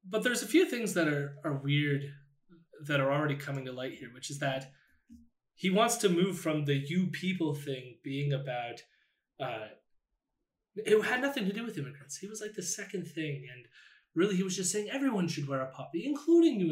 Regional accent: Canada; I grew up in Canada

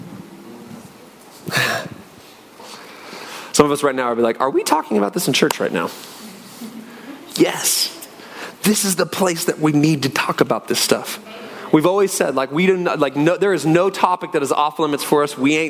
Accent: Northwest Washington, United States; moved away as an adult; also born or lived in Phoenix; We grew up in Northwest Washington, beautiful area, rainy, trees everywhere.

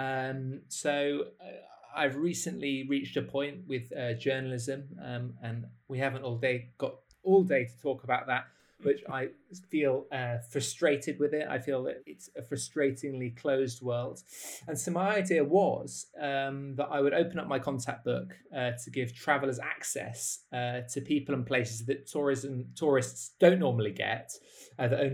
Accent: United Kingdom; I'm from the United Kingdom

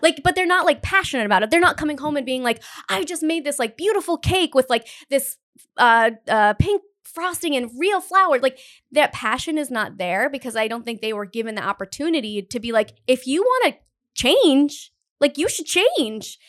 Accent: Northern Rhode Island, United States; we're both from Northern Rhode Island

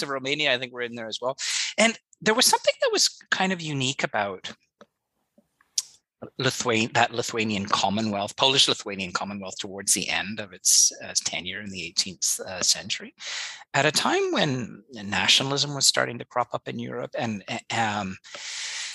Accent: England, United Kingdom; an English Protestant

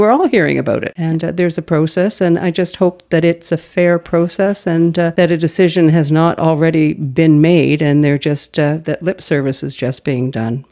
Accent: Halifax, Nova Scotia, Canada; moved away as an adult; now in Powell River, Canada; I was a child growing up in Halifax

